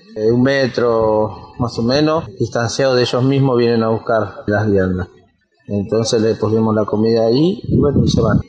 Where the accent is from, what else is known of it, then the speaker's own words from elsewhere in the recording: Quilmes, Buenos Aires Province, Argentina; soy de Quilmes Oeste